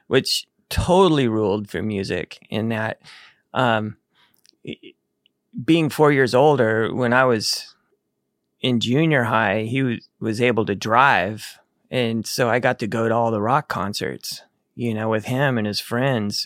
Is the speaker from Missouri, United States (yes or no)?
no; Needles, California, United States; born or raised there; also born or lived in Texas